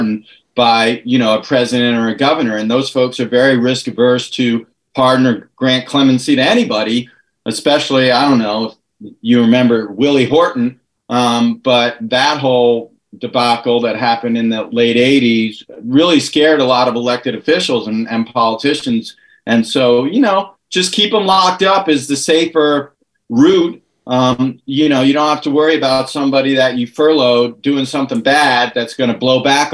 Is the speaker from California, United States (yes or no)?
yes; California, United States; my home state in California